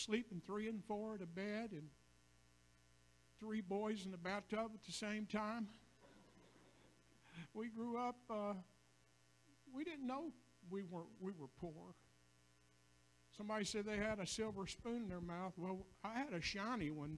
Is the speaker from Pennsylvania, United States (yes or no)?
no; a hollow near McDowell, West Virginia, United States; moved away; I grew up in Hala, McDunn, West Virginia